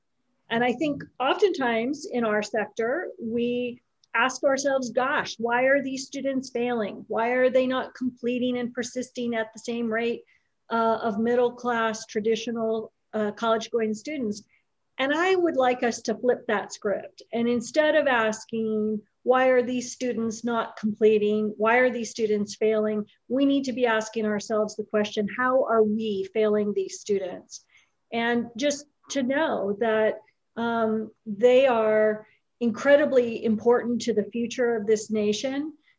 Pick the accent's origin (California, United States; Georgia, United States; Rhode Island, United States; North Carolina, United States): California, United States; also born or lived in Los Angeles; I was born in Los Angeles to a very young mom and a dad with addiction issues. And as a result, my brother and I moved all over the state of California as children.